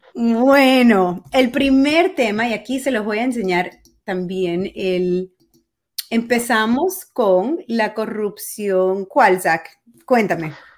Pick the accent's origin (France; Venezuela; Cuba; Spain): Venezuela; now in Miami, United States; Yo cuando era niña vivía en Venezuela